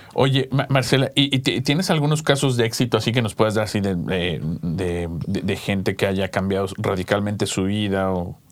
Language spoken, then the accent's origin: Spanish; Mexico City, Mexico; moved away; yo soy del DF